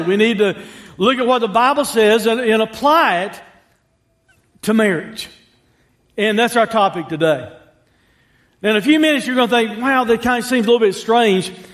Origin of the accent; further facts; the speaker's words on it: United States; I'm an American